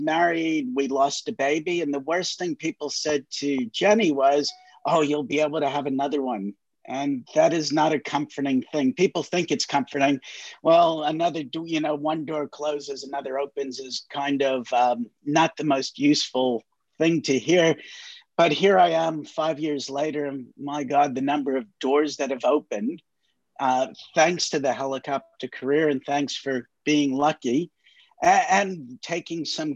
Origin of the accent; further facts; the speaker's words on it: New York, United States; moved away as an adult; now in New Zealand; I grew up in New York and was always a volunteer firefighter and paramedic in the States.